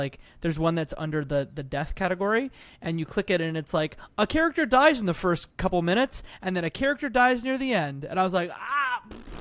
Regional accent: Canada; Being Canadian

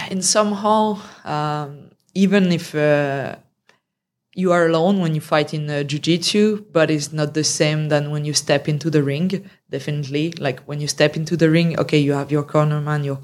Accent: France; English is a second language; also born or lived in Canada / Romania; Um, yeah, yeah, let's say so. But I've been traveling a lot and living in other countries as well.

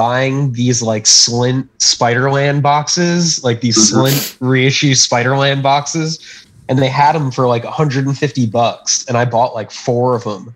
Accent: Florida, United States; moved away; I'm from Florida

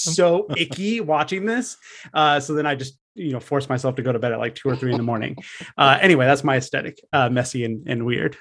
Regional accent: San Francisco Bay Area, California, United States; I'm out here in the San Francisco Bay Area. I grew up in California around these parts

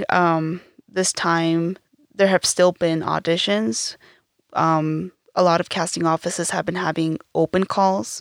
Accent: Evanston, Wyoming, United States; moved away as an adult; now in Los Angeles, United States; growing up in Evanston, Wyoming

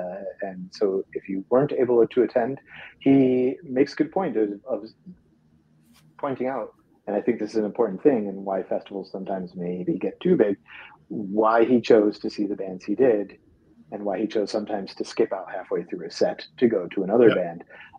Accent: Kent, Pennsylvania, United States; So, and I'm from Kent, Pennsylvania.

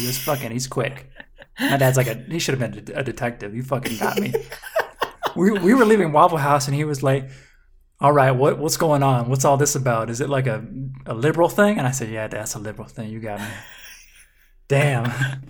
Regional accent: Mississippi, United States; I'm from Mississippi.

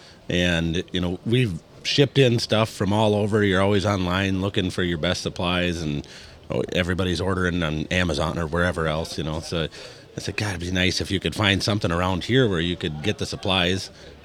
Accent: Iowa, United States; now in Brainerd, United States; I am not from Brainerd. I've lived here the majority of my life. I'm from central eastern Iowa, about an hour east of Des Moines.

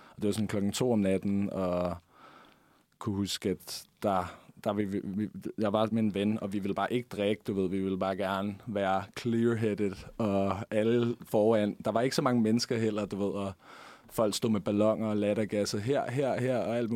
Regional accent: Denmark; Ja, altså, man ved jo godt, hvad jeg vil sige, når jeg er dansker, ikke?

